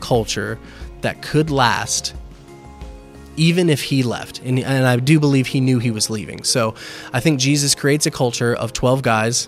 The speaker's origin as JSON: {"language": "English", "town": "Lakeland", "region": "Florida", "country": "United States", "moved": "as an adult", "lives_now": "New Port Richey, United States", "said": "we are mostly from Lakeland"}